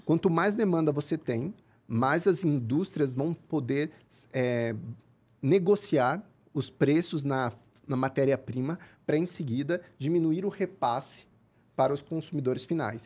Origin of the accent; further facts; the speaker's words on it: Curitiba, Paraná, Brazil; moved away as an adult; also born or lived in France; sou de Curitiba, cresci em Curitiba